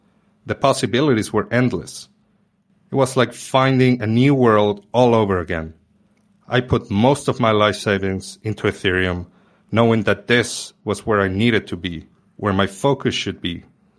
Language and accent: English; Argentina; moved away; Just 6 months after having moved back to my home country, the government instituted new capital controls.